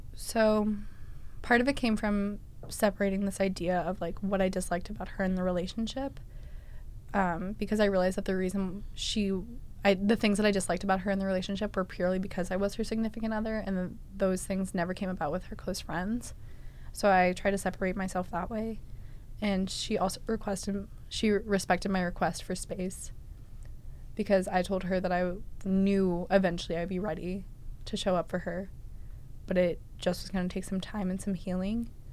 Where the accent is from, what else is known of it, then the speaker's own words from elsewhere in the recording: Massachusetts, United States; I am from Massachusetts